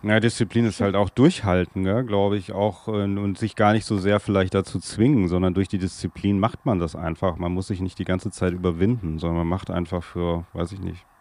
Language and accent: German; Darmstadt, Hesse, Germany; first language German; ich komme aus Darmstadt. Das ist in Hessen, in der Nähe von Frankfurt